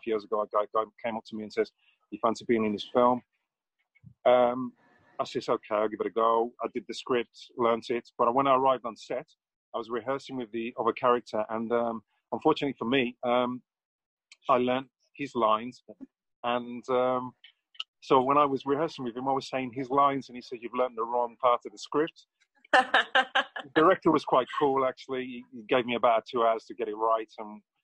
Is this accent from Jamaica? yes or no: yes; Jamaica; now in England, United Kingdom; I was born in England. I spent my youth in Jamaica. I was there for about 7-8 years. Came back.